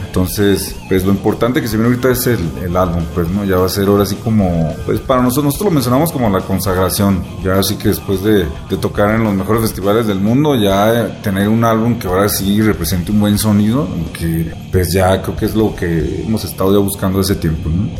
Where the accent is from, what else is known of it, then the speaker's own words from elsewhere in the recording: Mexico; somos mexicanos